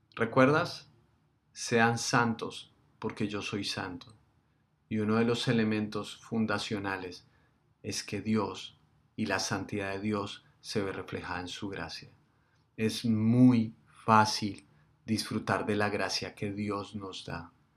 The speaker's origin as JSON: {"language": "Spanish", "country": "Colombia", "said": "nosotros somos los colombianos, nosotros somos los que estamos en este país"}